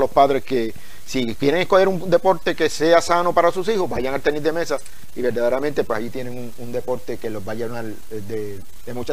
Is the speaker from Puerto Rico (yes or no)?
yes; Utuado, Puerto Rico; este es mi pueblo, Utuado.